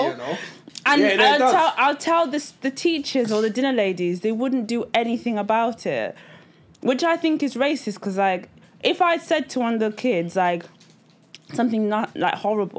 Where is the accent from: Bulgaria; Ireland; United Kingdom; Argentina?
United Kingdom; Grimsby, Yorkshire and the Humber; also born or lived in Nigeria; I moved here when I was 3. I was born in Nigeria. And then we moved to Grimsby. Like it's the vibe is in the name. Yeah, it's grim.